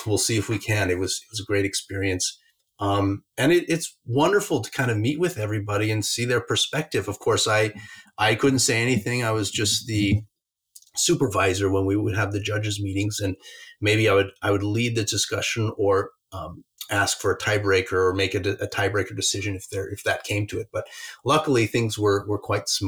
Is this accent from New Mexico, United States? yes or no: yes; Albuquerque, New Mexico, United States; moved away as an adult; I grew up in Albuquerque, New Mexico, from the age of 3 until, you know, through high school.